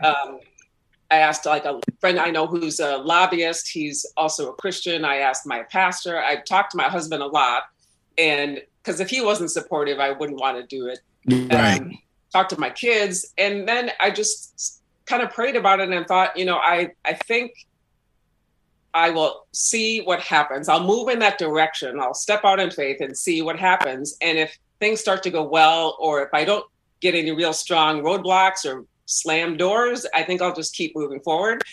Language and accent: English; Burnsville, Minnesota, United States; also born or lived in Waukegan, Illinois; when I was ten years old, to Minnesota, and then I lived in Burnsville for a while and went to high school in Burnsville